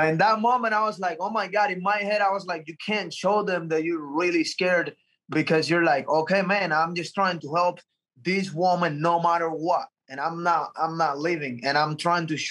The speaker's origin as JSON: {"language": "English", "country": "Cuba", "tie": "born or raised there", "moved": "yes", "said": "I'm coming from Cuba, and since I was a little kid in Cuba"}